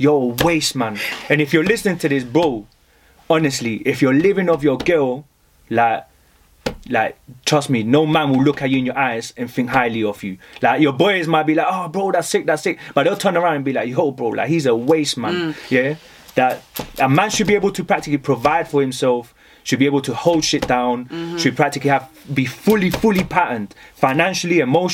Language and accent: English; London, United Kingdom; also born or lived in Colombia; I'm from London, but I originally come from Colombia